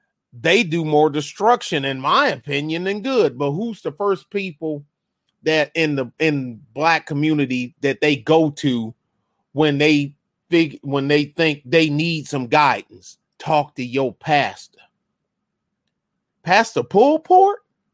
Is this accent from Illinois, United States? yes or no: no; Detroit, Michigan, United States; now in San Antonio, United States; I saw enough bad stuff growing up in Detroit and then living on San Antonio's east side during the end of the crack era.